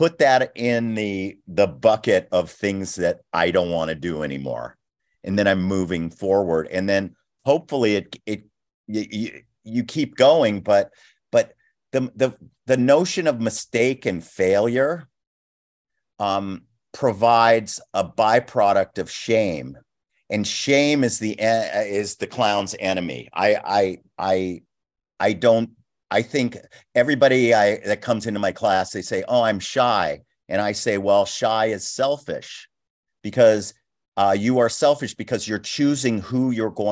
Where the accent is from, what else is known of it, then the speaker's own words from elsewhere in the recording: Los Angeles, California, United States; I was a brat from West LA.